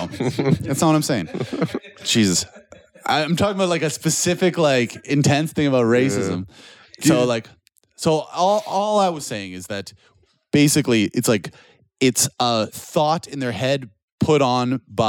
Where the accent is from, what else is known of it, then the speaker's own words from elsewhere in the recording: Canada; moved away as an adult; now in Poland; And like my hometown was mostly white and I heard lots of racist shit from my hometown